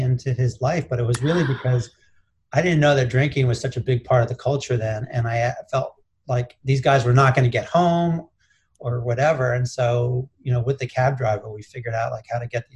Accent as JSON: {"language": "English", "country": "United States", "said": "I was the only American there"}